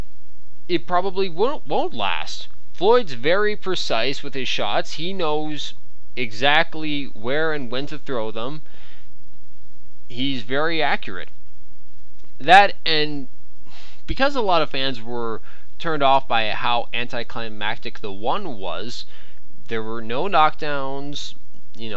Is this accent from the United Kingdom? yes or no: no; Canada; I am Canadian